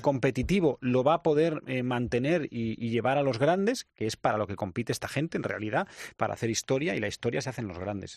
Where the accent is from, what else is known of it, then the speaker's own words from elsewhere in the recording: Spain; nosotros somos españoles